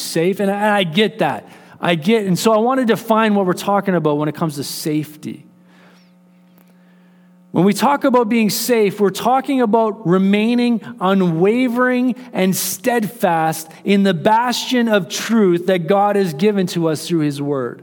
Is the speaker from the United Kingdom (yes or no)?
no; Canada; as Canadians